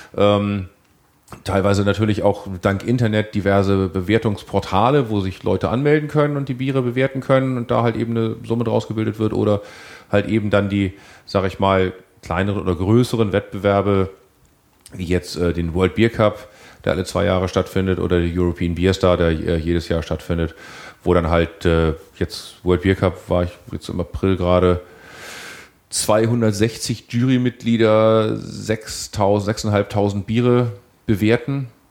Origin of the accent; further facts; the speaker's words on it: Hamburg, Germany; als Hamburger muss ich leider dann trotzdem zugeben